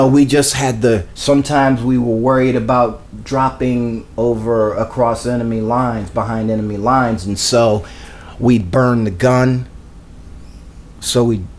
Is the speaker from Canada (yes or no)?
yes; Canada; I'm not from the United States. I'm from Canada, and we don't have the same racial division.